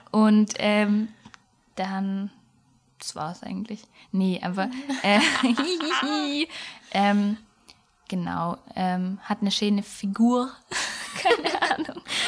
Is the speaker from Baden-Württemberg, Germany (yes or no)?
yes; Swabia, Baden-Württemberg, Germany; accent: Swabian; an unserem Dialekt, den wir gerade so gut eingebaut haben, merkt man ja schon mal, dass wir ähm, aus dem Süden des Ländles kommen